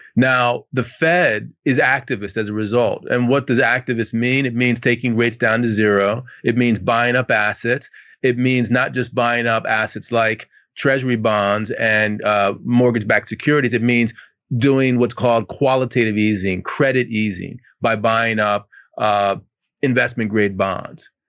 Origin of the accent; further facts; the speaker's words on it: Washington, District of Columbia, United States; I'm from Washington, D C